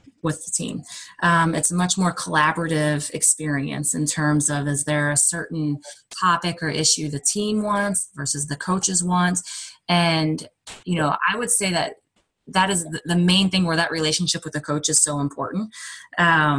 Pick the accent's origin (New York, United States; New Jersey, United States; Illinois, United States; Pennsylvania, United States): Illinois, United States; Southern; also born or lived in Oklahoma; now in Iowa, United States; My husband is from Iowa and I'm from Southern Illinois